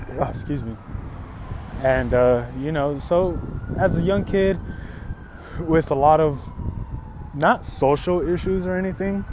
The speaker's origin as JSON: {"language": "English", "town": "Los Angeles", "region": "California", "country": "United States", "tie": "born or raised there", "said": "I was born in Van Nuys, California. But I come from Latin and Chicano heritage"}